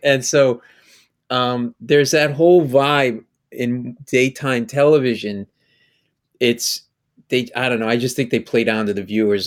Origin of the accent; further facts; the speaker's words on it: Rhode Island, United States; growing up in Rhode Island